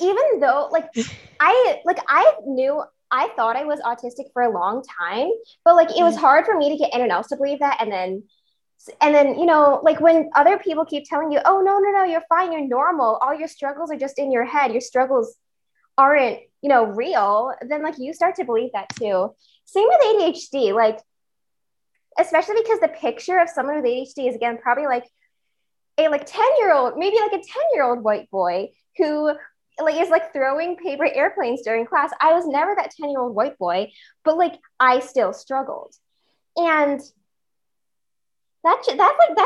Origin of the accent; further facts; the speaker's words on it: United States; I'm from the US